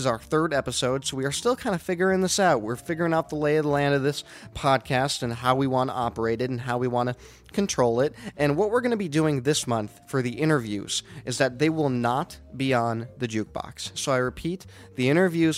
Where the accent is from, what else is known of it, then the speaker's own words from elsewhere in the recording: Denver, Colorado, United States; now in Chicago, United States; my hometown of Denver